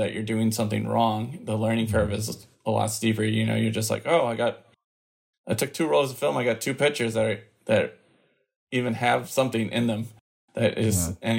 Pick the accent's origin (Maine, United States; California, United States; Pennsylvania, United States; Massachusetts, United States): Massachusetts, United States; also born or lived in Minnesota; I was born in Minnesota, but quickly moved to Massachusetts, where I've been pretty much for the entirety of my life. Either north or south of the city, but never in the city.